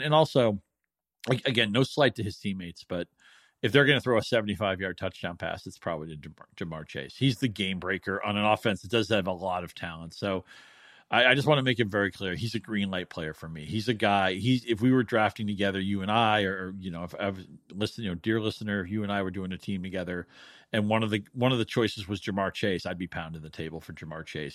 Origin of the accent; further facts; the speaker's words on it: New England, United States; now in Michigan, United States; I'm from New England, and I, I've lived in Michigan for, you know, a couple of decades